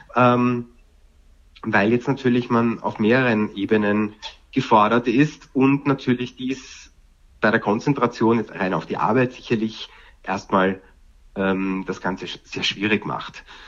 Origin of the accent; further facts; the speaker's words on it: Vienna, Austria; now in Germany; Ich komme ja ursprünglich aus Wien